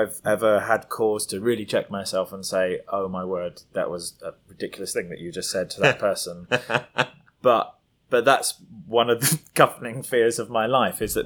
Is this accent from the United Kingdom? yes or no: yes; United Kingdom; also born or lived in London; I'm British